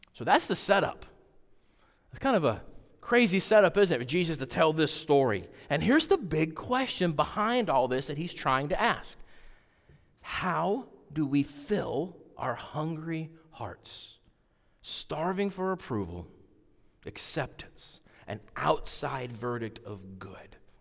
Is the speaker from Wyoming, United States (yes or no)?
yes; Wyoming, United States; I grew up out west in Wyoming